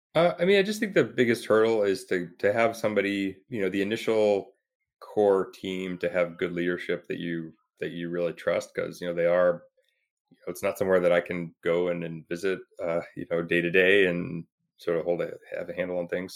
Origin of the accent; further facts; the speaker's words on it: Toronto, Ontario, Canada; now in Bay Area, United States; I'm from Toronto, so I, you know, kind of pretty familiar with the area